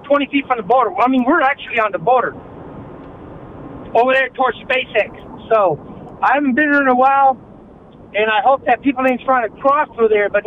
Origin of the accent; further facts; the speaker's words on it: Brownsville, Texas, United States; I work in Austin. I was born and raised in Brownsville, Texas, and my family are pioneers of Brownsville.